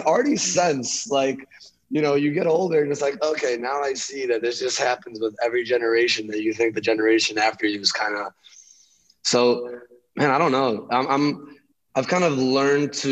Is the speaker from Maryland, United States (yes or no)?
no; Chicago, Illinois, United States; moved away as an adult; also born or lived in Lithuania / Long Beach; now in San Diego, United States; I'm originally from Chicago. And I moved there when I was 5 from Lithuania